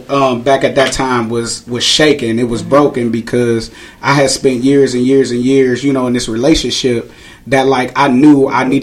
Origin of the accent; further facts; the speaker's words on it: Cleveland, Ohio, United States; So I grew up on 141st in St. Clair my whole life